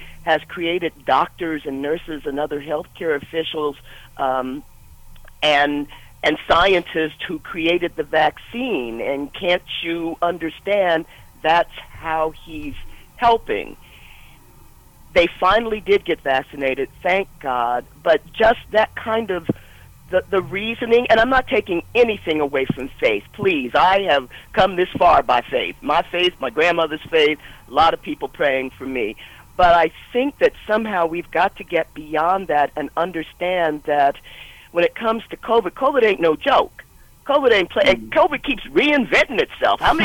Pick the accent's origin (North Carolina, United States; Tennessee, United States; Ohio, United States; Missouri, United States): Ohio, United States; Columbus; we felt as Black kids growing up in Columbus